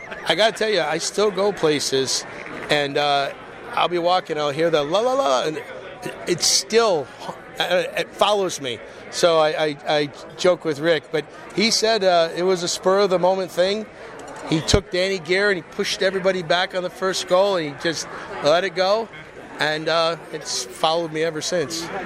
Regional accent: Michigan, United States; also born or lived in St. Louis, Missouri / New York State; I was born in St. Louis and I, I was raised, left when I was seven, played a lot of my minor hockey um, in Michigan

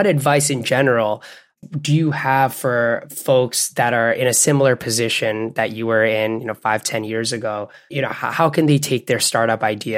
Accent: Bangladesh; also born or lived in Canada; I grew up in Bangladesh and Canada. And we've brought little parts of ourselves from all those different areas to where we are.

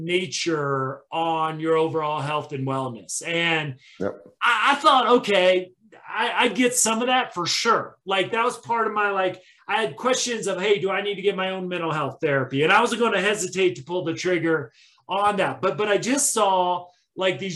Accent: Midwest, United States; now in Colorado, United States; growing up in the Midwest

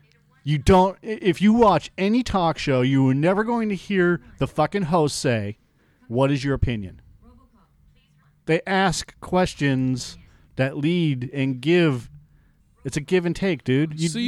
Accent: California, United States; just because I grew up in Silicon Valley, you know, and experienced some things

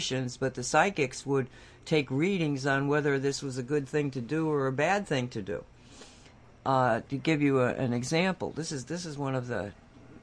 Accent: Massachusetts, United States; I grew up in Massachusetts

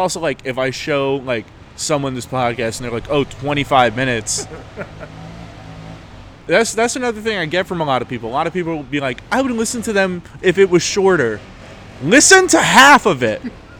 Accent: New York, United States; I'm from New York!

